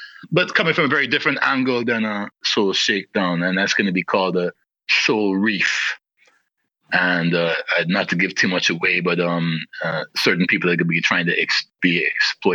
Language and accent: English; Guyana; also born or lived in London, United Kingdom; I was born in London in 1972 and left in 1977 to move to Guyana with my family at the age of 6